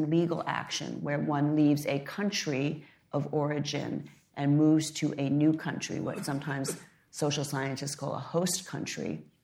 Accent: United States; I was born in the United States, but my parents were educated in China

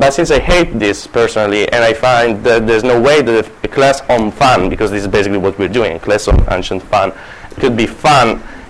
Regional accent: Italy; accent: Italian; English is a second language; moved away; also born or lived in Palermo, Sicily; As you can hear, I'm a Japanese, not really, I'm Italian. And I can try to fake a Japanese accent, but I thought that sticking with my Italian one could be fun.

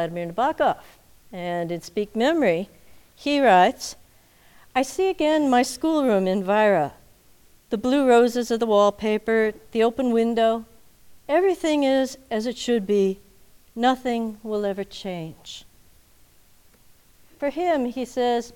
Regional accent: Minnesota, United States; I grew up in Minnesota

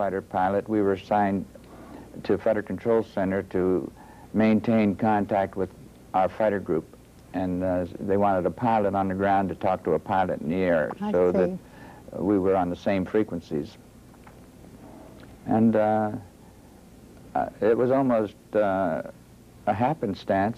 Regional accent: Youngstown, Ohio, United States; I was born in Youngstown, Ohio, northeast Ohio here

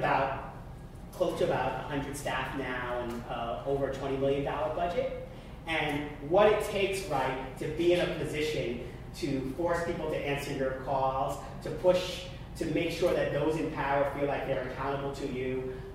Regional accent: Long Island, New York, United States; I grew up on Long Island

